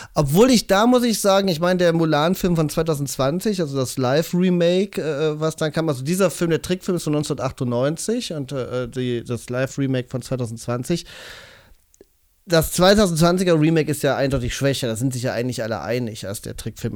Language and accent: German; Cologne, North Rhine-Westphalia, Germany; wir als Kölner Jungs